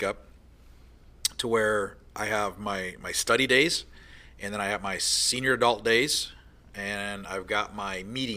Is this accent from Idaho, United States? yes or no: no; Michigan, United States; I'm a Midwest guy. I'm from Michigan, born and raised